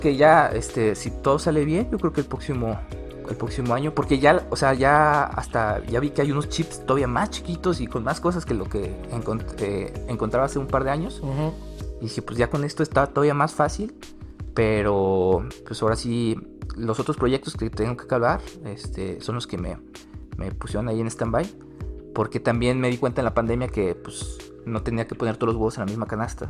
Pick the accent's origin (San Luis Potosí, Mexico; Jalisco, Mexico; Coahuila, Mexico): San Luis Potosí, Mexico; yo soy yo orgullosísimamente potosino